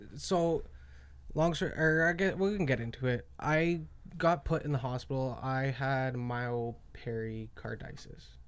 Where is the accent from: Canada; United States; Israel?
Canada; Calgary, Alberta; I'm from Canada